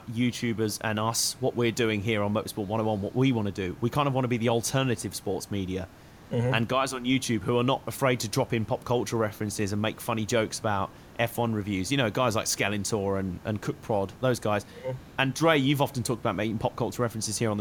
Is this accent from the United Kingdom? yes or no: yes; United Kingdom; the British guy